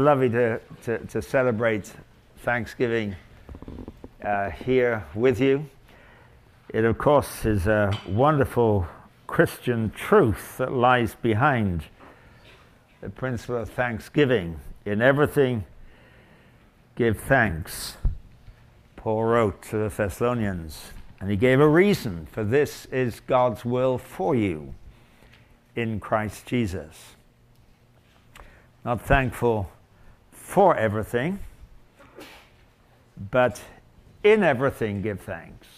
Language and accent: English; England, United Kingdom; now in Canada; I come from England